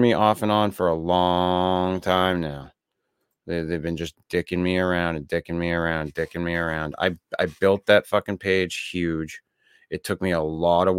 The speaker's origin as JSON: {"language": "English", "region": "Maine", "country": "United States", "said": "I'm from Maine"}